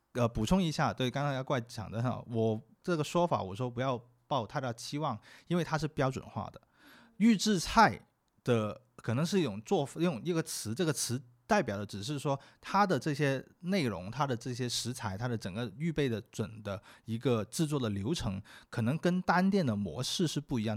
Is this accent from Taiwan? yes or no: no; Guangzhou, Guangdong, China; 我们广州人很懒，叫什么都叫饼